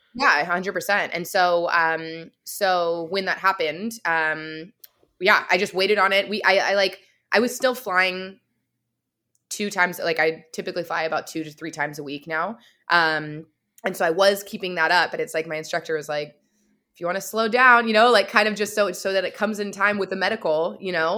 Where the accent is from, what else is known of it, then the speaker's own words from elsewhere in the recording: California, United States; now in Vancouver, Canada; I'm actually from the States originally, from California, and living in, um, right now Vancouver, British Columbia